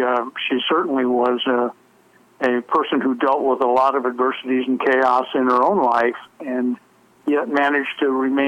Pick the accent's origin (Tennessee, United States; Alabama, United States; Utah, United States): Alabama, United States; also born or lived in Florida; We're from Alabama originally